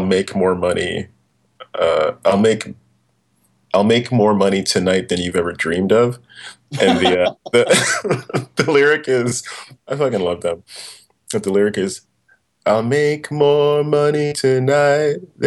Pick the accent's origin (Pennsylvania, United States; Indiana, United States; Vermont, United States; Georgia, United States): Pennsylvania, United States; Pittsburgh; moved away; I grew up in Pittsburgh